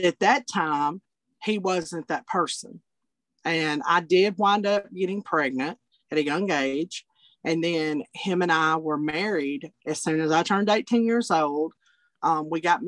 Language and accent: English; Altoona, Alabama, United States; I am from Alabama. I'm from a small community and a county called Blount County, Alabama. And I grew up actually in a little town called Altoona.